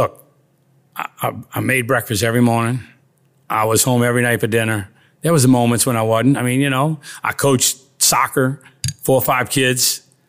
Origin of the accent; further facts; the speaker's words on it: New Orleans, Louisiana, United States; Born and raised in New Orleans.